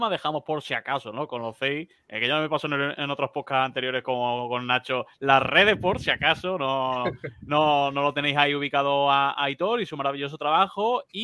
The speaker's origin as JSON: {"language": "Spanish", "region": "Andalusia", "country": "Spain", "said": "somos andaluces, que nos gusta hablar"}